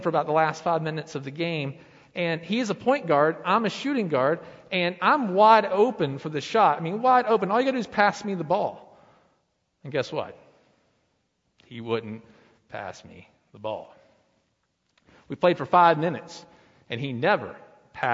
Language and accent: English; Lenoir, North Carolina, United States; now in Blowing Rock, United States; But I was born in Lenoir, North Carolina. I lived there. I went to school through the fifth grade, and then my family, my father, remarried, and we moved up here to Blowing Rock